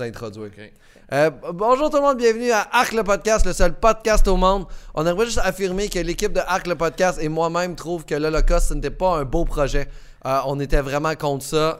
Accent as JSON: {"language": "French", "area": "Beauce", "region": "Quebec", "country": "Canada", "said": "je viens de la Beauce comme toi"}